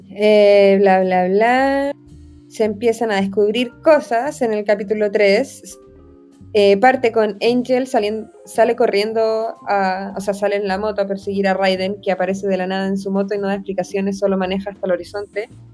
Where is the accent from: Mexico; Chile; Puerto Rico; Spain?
Chile; como soy chilena